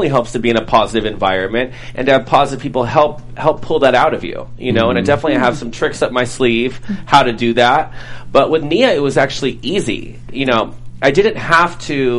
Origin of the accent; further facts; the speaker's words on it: Los Angeles, California, United States; I grew up in Los Angeles, born and raised